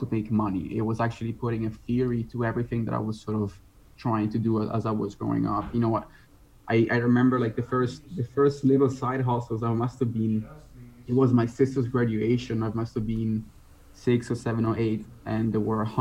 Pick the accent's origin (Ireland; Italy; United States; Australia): Italy; moved away as an adult; also born or lived in United Kingdom / Netherlands; now in Bali, Indonesia; I was born and raised in Italy